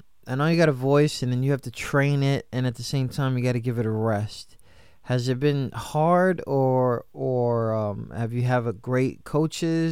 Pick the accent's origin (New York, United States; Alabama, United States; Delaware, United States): New York, United States; I grew up in New York